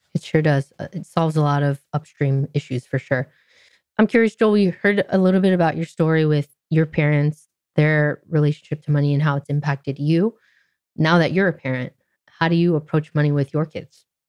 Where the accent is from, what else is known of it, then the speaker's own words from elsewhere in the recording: Orange County, California, United States; I grew up in Orange mm. County, California, which is rather conservative part of Southern California